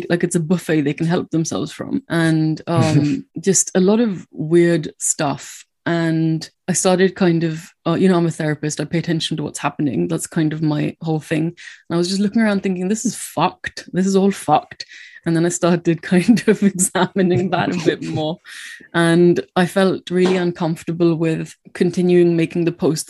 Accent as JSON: {"language": "English", "country": "India", "tie": "born or raised there", "moved": "yes", "lives_now": "United Kingdom", "said": "I didn't grow up in this country. I grew up in India"}